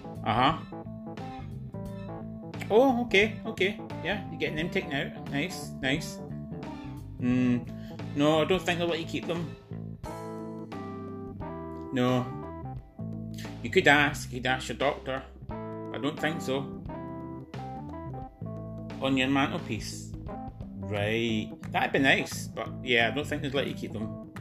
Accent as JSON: {"language": "English", "region": "Scotland", "country": "United Kingdom", "said": "I'm Scottish"}